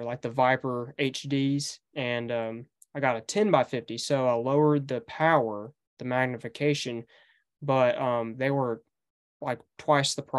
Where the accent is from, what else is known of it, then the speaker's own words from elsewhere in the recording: Paris, Tennessee, United States; also born or lived in McKenzie, Tennessee; So I go to school here in McKinsey, Tennessee. That's just 20 miles from my hometown in Paris